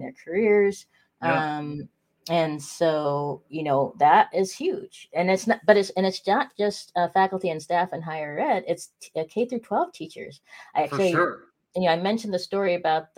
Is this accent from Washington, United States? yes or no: yes; Spokane, Washington, United States; moved away; Spokane, Washington, my hometown